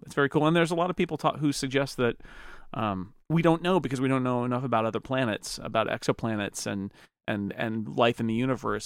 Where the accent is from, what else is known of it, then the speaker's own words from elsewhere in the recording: United States; I'm American